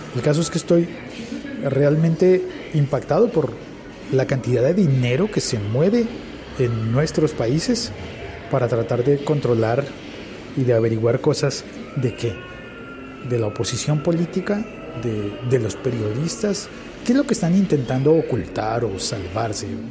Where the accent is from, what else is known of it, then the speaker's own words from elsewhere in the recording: Colombia; En Colombia, en mi país